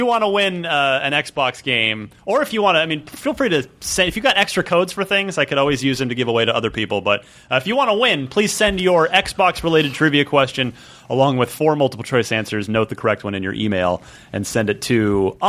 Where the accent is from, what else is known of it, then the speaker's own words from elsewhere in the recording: New Jersey, United States; New Jersey, my home state